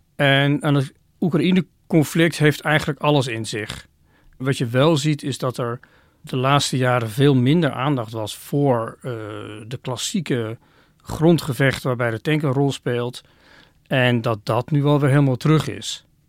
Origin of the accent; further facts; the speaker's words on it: Oirschot, North Brabant, Netherlands; moved away; Ik heb in mijn kindertijd een aantal jaren in Oorschot gewoond